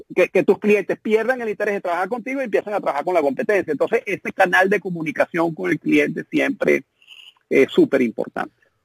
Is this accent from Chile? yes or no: no; Venezuela; nosotros como emprendedores venezolanos tenemos un hándicap muy grande, que es que venimos de un país que está eh, hecho pedazos